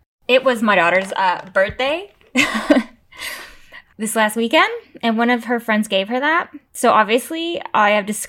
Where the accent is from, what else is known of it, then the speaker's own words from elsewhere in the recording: United States; I'm American.